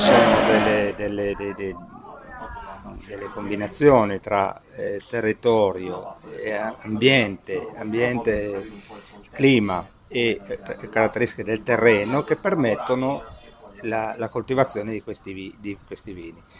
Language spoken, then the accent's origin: Italian; Costigliole d'Asti, Piedmont, Italy; una foto del mio paese e ci si rende conto che si è circondati di vigneti